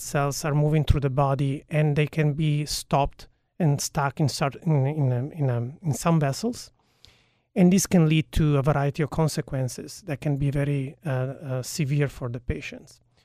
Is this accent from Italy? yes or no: yes; Turin, Piedmont, Italy; now in United States; I was born in Italy, in a, in a city called Torino, which is in northwest of Italy